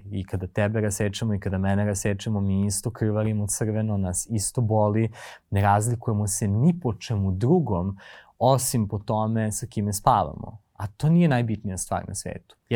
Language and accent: Croatian; Prokuplje, Toplica District, Serbia; moved away; ako dolaziš iz jako malog mesta kao ja, ja sam iz Prokuplja, um, gde ljudi poput tebe gotovo da ne postoje